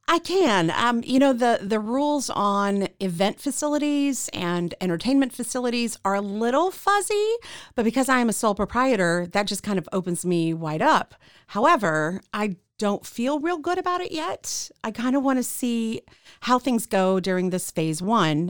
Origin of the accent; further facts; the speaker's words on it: Central Texas, United States; also born or lived in Kansas City, Missouri / Killeen / Harker Heights / Temple; We moved to Central Texas. Uh, we, I, uh, ended up living in Killeen Harker Heights, uh, until I was about twelve. We moved to Temple